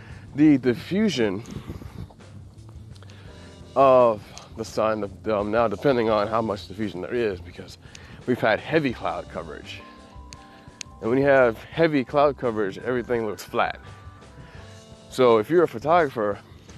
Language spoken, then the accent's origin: English; Midwest, United States; now in Hawaii, United States; I'm from the Midwest